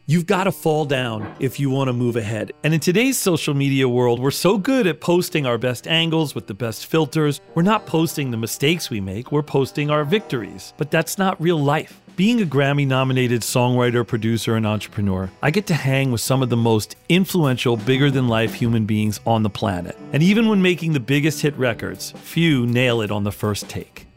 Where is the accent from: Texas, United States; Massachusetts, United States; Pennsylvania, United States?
Pennsylvania, United States; Philadelphia; I grew up in Philly